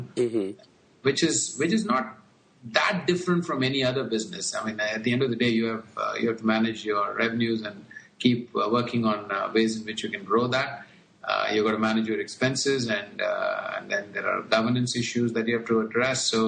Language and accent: English; India; moved away as an adult; also born or lived in United States / Indonesia / Hong Kong / Bangalore; Born and brought up in India, and like most kids, played a lot of cricket.